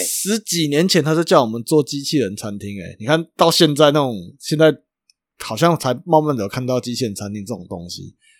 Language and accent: Chinese; Chiayi, Taiwan; 我嘉义的